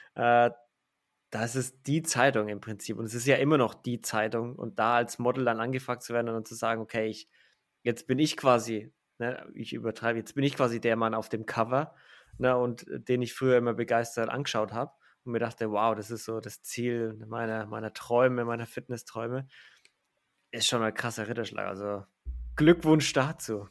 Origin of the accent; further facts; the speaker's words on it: Franconia, Bavaria, Germany; da kommt jetzt mein innerer Franke raus